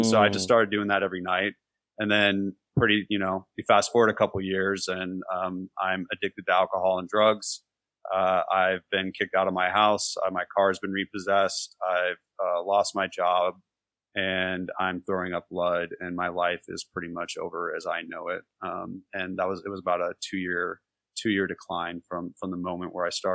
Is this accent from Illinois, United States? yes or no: no; California, United States; moved away as an adult; also born or lived in Los Altos Hills, California / Los Angeles, California; now in Nashville, United States; I'm from California. So, born in Los Altos Hills near Palo Alto before Silicon Valley, back when it was acres of cows and gravel road, and moved to Los Angeles and went back up north to college